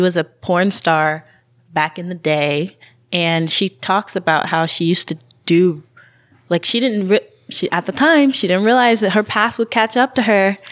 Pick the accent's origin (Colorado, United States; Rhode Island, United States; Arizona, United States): Arizona, United States; Tucson; now in Eugene, United States; I'm from Tucson, Arizona